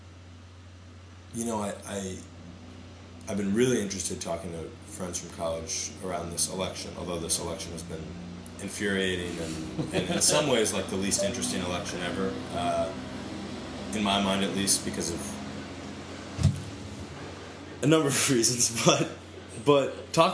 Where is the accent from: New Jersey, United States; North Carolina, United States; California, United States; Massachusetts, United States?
Massachusetts, United States; Boston; growing up in the Boston area